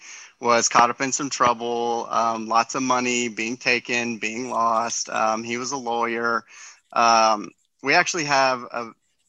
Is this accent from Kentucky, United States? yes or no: yes; Winchester, Kentucky, United States; I'm from Winchester, Kentucky, which is right next to Lexington